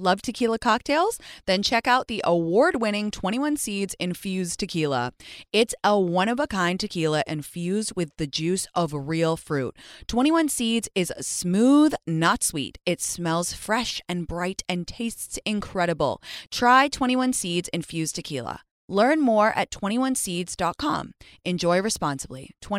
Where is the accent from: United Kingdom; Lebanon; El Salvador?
United Kingdom; England; now in New York, United States; I've been struck down with a lurgy, which is what we call an unidentifiable cold illness thingy in growing up in England.